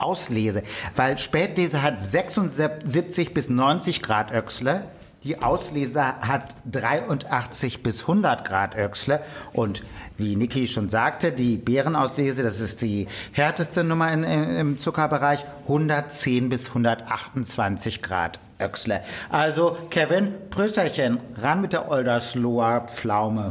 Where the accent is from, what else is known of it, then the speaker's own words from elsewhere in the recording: Münsterland, North Rhine-Westphalia, Germany; das ist im Münsterland, also meiner Heimat